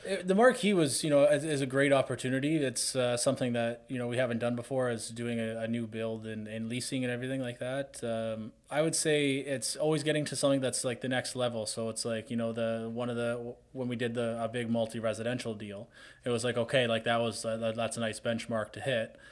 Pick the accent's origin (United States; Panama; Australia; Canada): Canada; Hamilton, Ontario; I'm from Hamilton